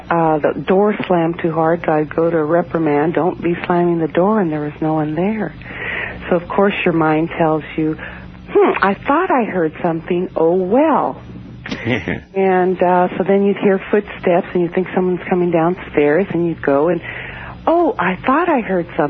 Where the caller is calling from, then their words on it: Alameda, California, United States; From Alameda, California, outside of San Francisco.